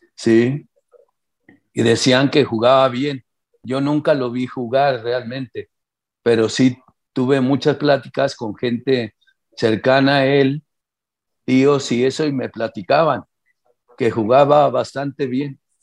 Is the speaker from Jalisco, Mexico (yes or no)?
yes; Guadalajara, Jalisco, Mexico; also born or lived in Zacatecas; Mi infancia prácticamente pues, fue aquí en Guadalajara, porque yo me vine de tres años de Zacatecas y aquí hice mis pininos en, en Guadalajara